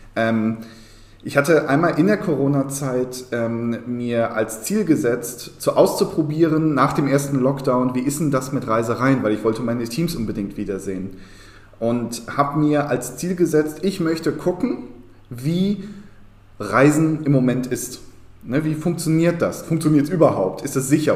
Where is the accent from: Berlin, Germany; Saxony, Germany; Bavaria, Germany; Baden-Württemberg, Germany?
Berlin, Germany; auch hier muss ich mich wieder outen als Berliner